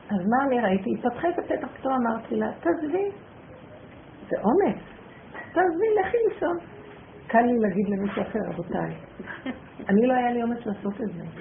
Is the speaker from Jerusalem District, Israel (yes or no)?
yes; Jerusalem, Jerusalem District, Israel; כשהייתי ילדה, אגרתי ליד הדף עין כרם.